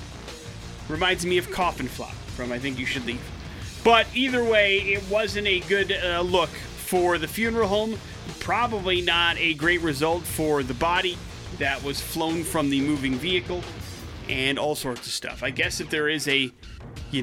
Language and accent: English; Wisconsin, United States; growing up in Wisconsin